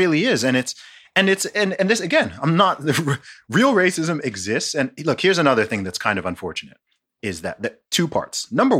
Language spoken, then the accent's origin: English; Nigeria; Okay, I'm from Nigeria.